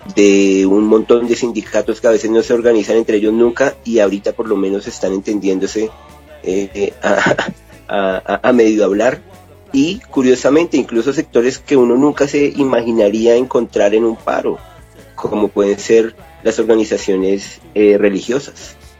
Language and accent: Spanish; Colombia; nosotros como colombianos